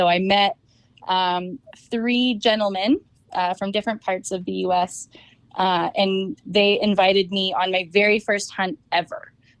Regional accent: Napa, California, United States; I grew up in Napa, so it's hard not to be into wine.

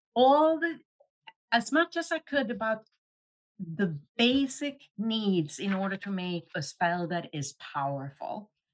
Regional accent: Luleå, Norrbotten County, Sweden; moved away; I grew up in Sweden

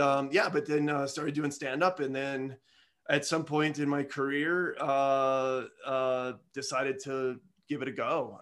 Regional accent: Midwest, United States; I'm a Midwesterner

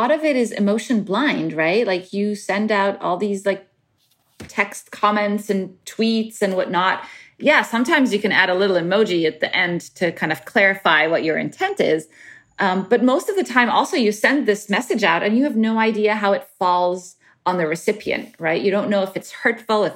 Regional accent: Cairo, Cairo Governorate, Egypt; moved away as an adult; also born or lived in Middle East / Cambridge, United Kingdom; now in United States; I grew up in Cairo and around the Middle East.

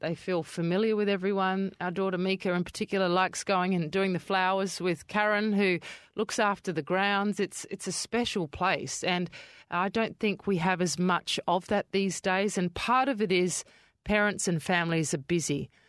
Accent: Adelaide, South Australia, Australia; moved away as an adult; now in Perth, Australia; I grew up in Kidman Park, which is towards Henley Beachway of Adelaide.

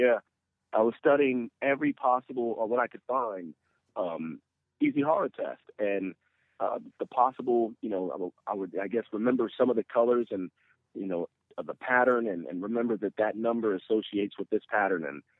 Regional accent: Maryland, United States; also born or lived in Augsburg, Germany; I was born overseas in Augsburg, Germany, and moved to the States, hopped around for a little bit before settling down in Maryland.

